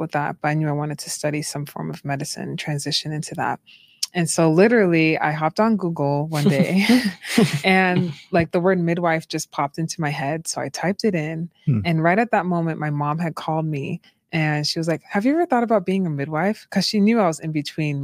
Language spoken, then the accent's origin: English; Boston, Massachusetts, United States; moved away as an adult; also born or lived in Utah; I'm from Boston, Massachusetts, originally.